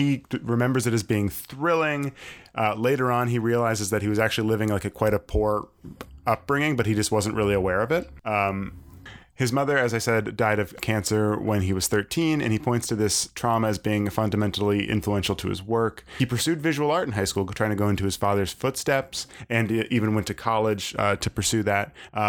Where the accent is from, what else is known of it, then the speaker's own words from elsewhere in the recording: Maine, United States; now in Brooklyn, United States; I'm from Maine and I live in Brooklyn.